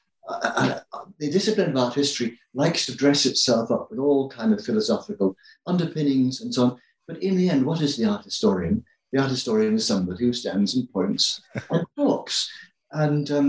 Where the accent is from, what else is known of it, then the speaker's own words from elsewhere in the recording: England, United Kingdom; I grew up in England